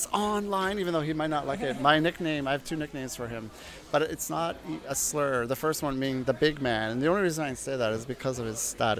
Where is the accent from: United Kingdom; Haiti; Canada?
Canada; Kitchener, Ontario; moved away; also born or lived in Brampton; I'm from Kitchener originally